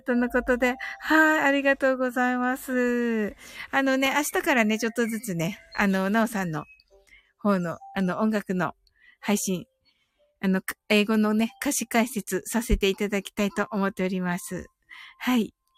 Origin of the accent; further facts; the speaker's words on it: Kumamoto, Japan; 生まれは熊本です